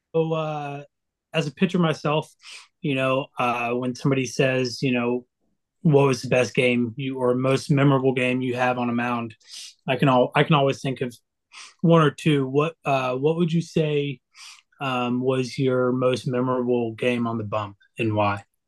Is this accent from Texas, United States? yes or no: yes; Dallas, Texas, United States; I'm actually from Dallas myself, and uh, I grew up a Texas fan.